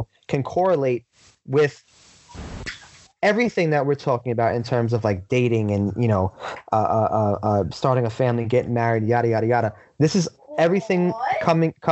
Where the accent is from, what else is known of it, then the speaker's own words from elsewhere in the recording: New York City, New York, United States; I was born and raised in Brooklyn. I will forever be a Brooklyn kid.